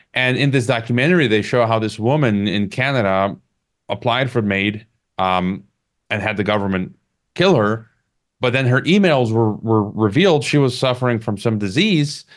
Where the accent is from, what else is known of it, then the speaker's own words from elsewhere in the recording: United States; my home country, the U S